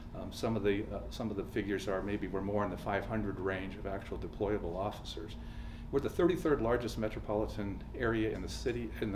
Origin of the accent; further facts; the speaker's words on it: Tucson, Arizona, United States; I'm a native, born and raised in Tucson